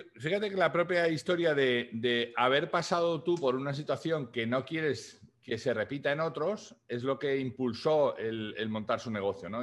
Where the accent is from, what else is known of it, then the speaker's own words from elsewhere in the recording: Spain; now in United States; mi país de origen de España